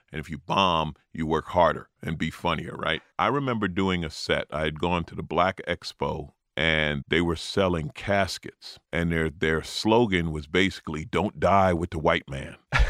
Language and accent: English; New York, United States; now in Los Angeles, United States; I'm an LA comic, although I grew up in New York.